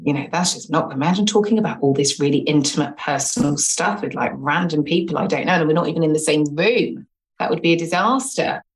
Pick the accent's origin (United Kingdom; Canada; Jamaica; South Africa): United Kingdom; England; now in London, United Kingdom; I live in London, born and bred in London. Well, actually, born in England and have been in London for like donkey's years